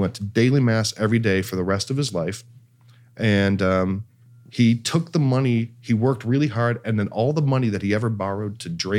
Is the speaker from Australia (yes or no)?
no; Ireland; That's culturally insensitive. I'm Irish.